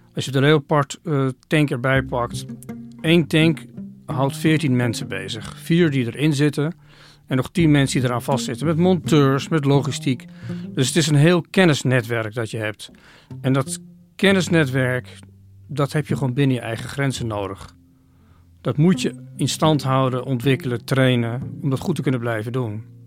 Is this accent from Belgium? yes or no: no; Oirschot, North Brabant, Netherlands; moved away; Ik heb in mijn kindertijd een aantal jaren in Oorschot gewoond.